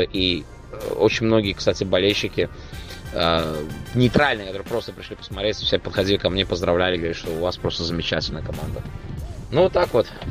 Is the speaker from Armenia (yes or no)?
no; Baku, Azerbaijan; я, я из Баку